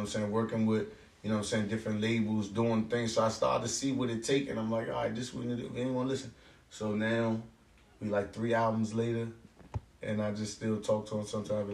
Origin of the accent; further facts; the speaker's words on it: Oxon Hill, Maryland, United States; I grew up in Oxon Hill